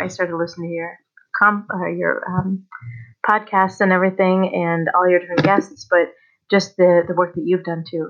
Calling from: Colorado, United States; I'm calling from Colorado.

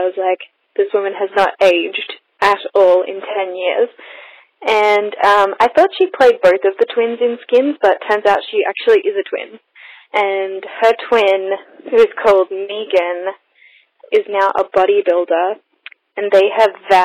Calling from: Australia; I'm calling from Australia

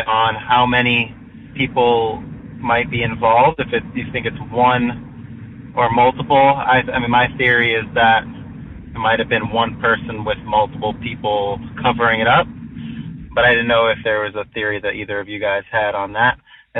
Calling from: Boston, Massachusetts, United States; I'm listening from Boston, Mass.

